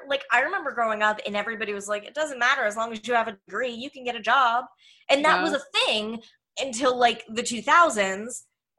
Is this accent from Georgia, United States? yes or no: no; Verona, Pennsylvania, United States; Yeah, that's fair. Verona. Town. Verona's like a place in Italy. Yeah. Also in Pittsburgh, about 20 minutes from here.